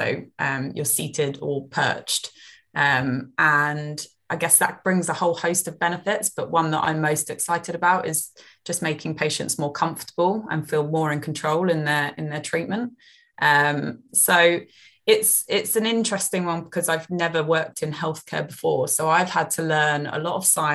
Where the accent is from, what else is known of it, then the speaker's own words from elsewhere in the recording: Eastbourne, South East England, United Kingdom; also born or lived in Lewes, England; I grew up in Eastbourne, right on the coast.